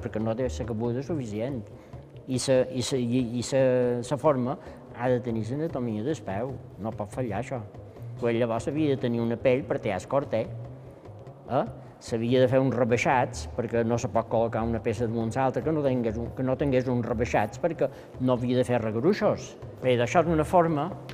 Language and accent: Catalan; Campanet, Balearic Islands, Spain; Vaig néixer a Campanet